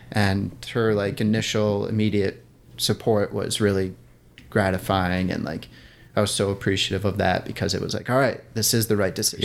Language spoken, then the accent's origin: English; outside Milwaukee, Wisconsin, United States; moved away; I grew up in Wisconsin, outside Milwaukee